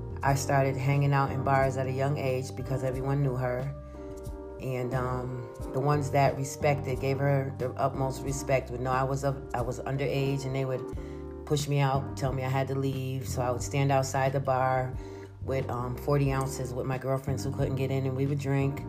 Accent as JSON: {"language": "English", "town": "Schenectady", "region": "New York", "country": "United States", "tie": "born or raised there", "said": "I'm from Schenectady, New York. Well, I grew up in Schenectady, New York"}